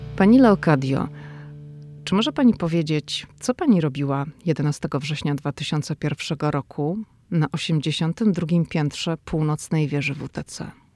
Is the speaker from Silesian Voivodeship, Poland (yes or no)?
no; Szczecin, West Pomeranian Voivodeship, Poland; moved away as an adult; now in Washington, United States; dziewczyna ze Szczecina, która wylądowała w Waszyngtonie.